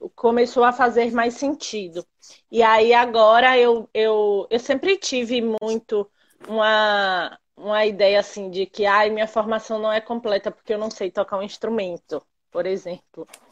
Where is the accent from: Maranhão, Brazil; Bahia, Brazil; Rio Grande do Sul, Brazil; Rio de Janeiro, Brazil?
Bahia, Brazil; Uibaí; also born or lived in Camaçari / Feira de Santana; eu sou de Uibaí, que é uma cidade que fica bem no interior da Bahia